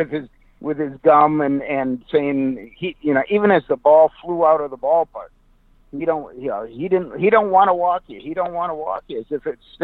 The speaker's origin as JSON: {"language": "English", "town": "Detroit", "region": "Michigan", "country": "United States", "tie": "born or raised there", "said": "I grew up in Detroit"}